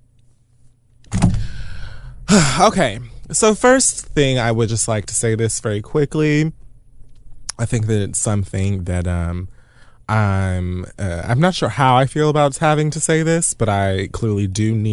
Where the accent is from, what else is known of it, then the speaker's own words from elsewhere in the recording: Miami-Dade County, Florida, United States; I'm from Miami-Dade County